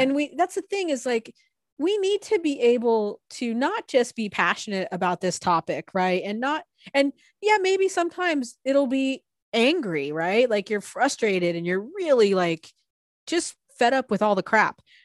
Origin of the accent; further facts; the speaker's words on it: San Diego, California, United States; now in Portland, United States; my wife and I, you know, we're from San Diego originally, and we grew up in totally different areas of San Diego County